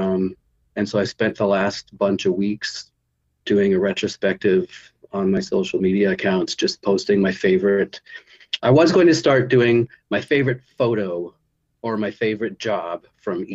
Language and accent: English; Victoria, British Columbia, Canada; I'm from Victoria